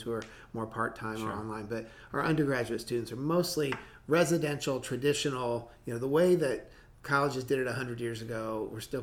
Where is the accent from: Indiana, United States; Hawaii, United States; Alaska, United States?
Indiana, United States; moved away; I grew up in Indiana in the Midwest, where my wife and I met when we were in high school